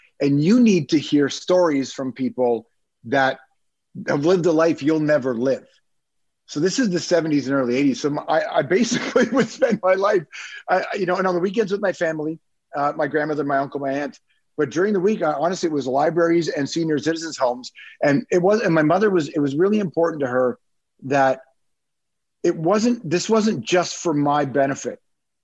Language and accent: English; Toronto, Ontario, Canada; also born or lived in Malton; we grew up in Toronto, West Side. So I don't know who knows the city, but I grew up in Rexdale